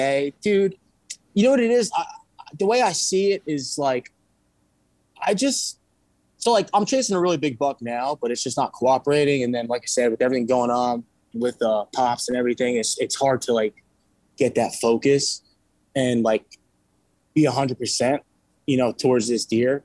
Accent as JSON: {"language": "English", "region": "New York", "country": "United States", "also_born_or_lived": "Brooklyn, New York / Walton, New York", "moved": "yes", "said": "originally I'm from New York"}